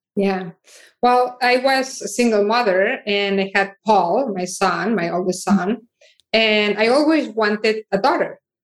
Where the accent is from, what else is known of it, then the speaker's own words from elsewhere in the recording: Barcelona, Catalonia, Spain; now in United States; I am originally from Barcelona and I moved to United States